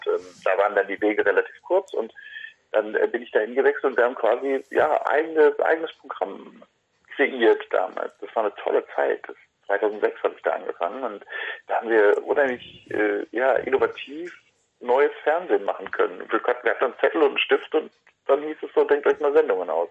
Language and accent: German; Hagen, North Rhine-Westphalia, Germany; in Hagen, in meiner Heimatstadt